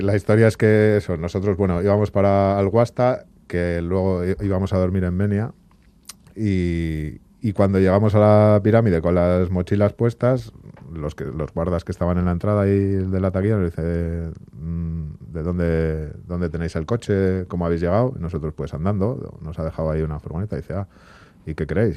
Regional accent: Bilbao, Basque Country, Spain; nosotros que somos de Bilbao

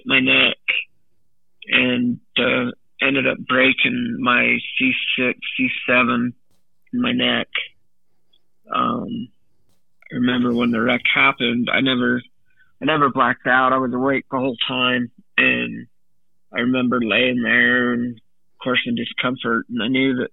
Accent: Orem, Utah, United States; also born or lived in Provo, Utah / Pleasant Grove, Utah; I was born in Provo, Utah. I was born in, or raised in Orem

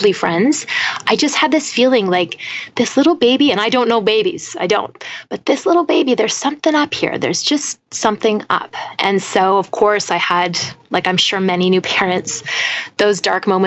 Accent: British Columbia, Canada; also born or lived in Toronto; now in Ottawa, Canada; I grew up on the West Coast

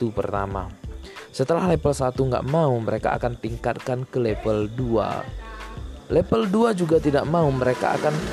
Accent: Aceh, Indonesia; pengobatan-pengobatan di kampung saya sendiri ya di kampung saya di Aceh itu biasanya ketika pengobatan itu diadakan di bukan di lembaga pemerintahan

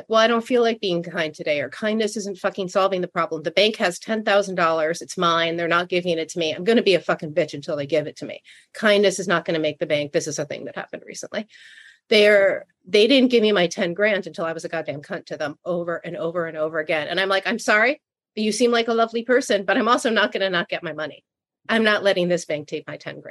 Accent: New York City, New York, United States; I'm from Brooklyn. I grew up in the 70s

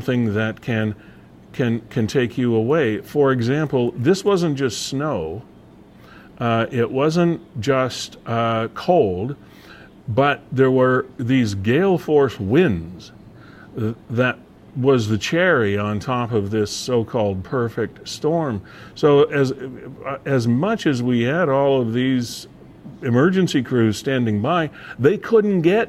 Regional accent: Black Creek, Ontario, Canada; I grew up in Black Creek area, and believe me, we're no stranger to snow in Black Creek, Stevensville, and that way.

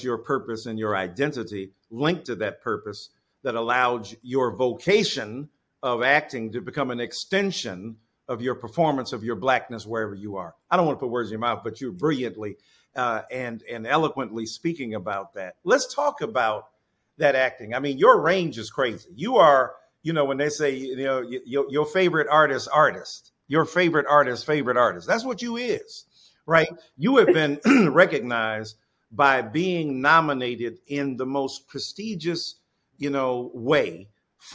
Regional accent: Detroit, Michigan, United States; You knew I grew up in the church in Detroit

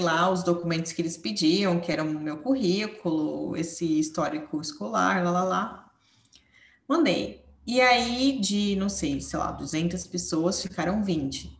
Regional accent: São Paulo, Brazil; moved away as an adult; now in Portugal; eu sou de São Paulo também, também sou paulistana

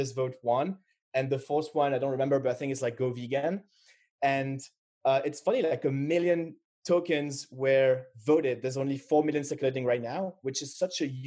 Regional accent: Paris, Île-de-France, France; I was born in Paris

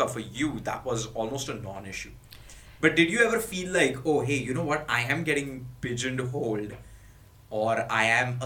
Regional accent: India; now in Singapore; I was from India

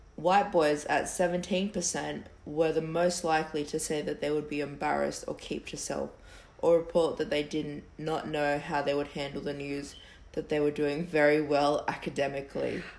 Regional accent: Campbelltown, New South Wales, Australia; we're from Campbelltown

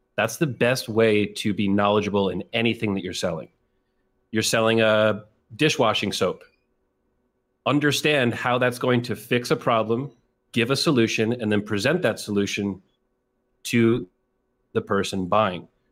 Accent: New York, United States; I'm from New York, very close to the city of New York

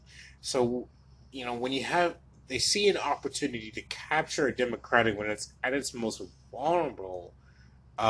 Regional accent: Wilmington, Delaware, United States; moved away as an adult; also born or lived in Baltimore, Maryland; now in Houston, United States; I am a native of Baltimore, Maryland, and I grew up in Wilmington, Delaware.

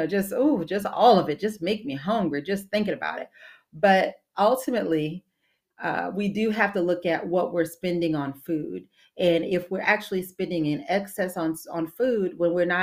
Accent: New Orleans, Louisiana, United States; moved away; I'm from the New Orleans area originally

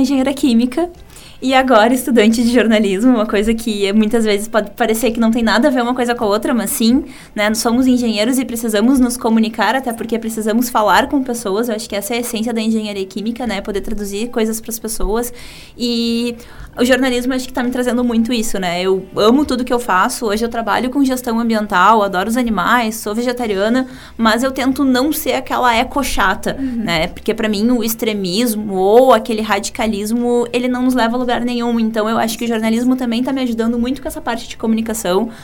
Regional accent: Porto Alegre, Rio Grande do Sul, Brazil; eu também sou de Porto Alegre

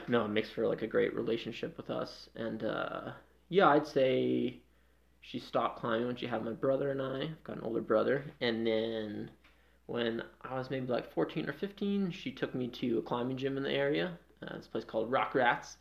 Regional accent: Freedom, Maine, United States; moved away as an adult; also born or lived in New England; now in Denver, United States; I grew up in Maine. Yeah, yeah. a small town called Freedom.

